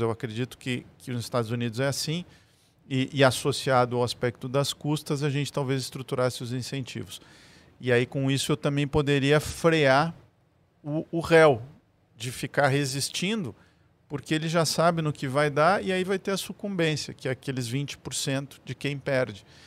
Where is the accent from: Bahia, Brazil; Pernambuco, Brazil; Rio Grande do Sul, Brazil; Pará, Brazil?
Rio Grande do Sul, Brazil; a cultura de onde eu venho, do gaúcho, por ser de fronteira